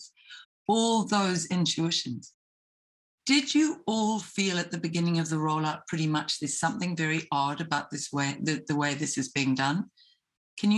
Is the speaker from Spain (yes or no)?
no; New Zealand; as a Kiwi, and I'm not a nurse